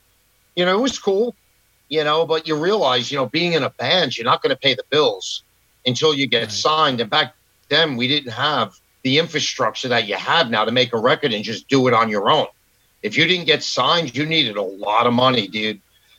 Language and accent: English; New York, United States; also born or lived in Queens; I was born and raised in New York, born in Queens. And then we moved to Long Island when I was a kid, and I went to high school and stuff out here.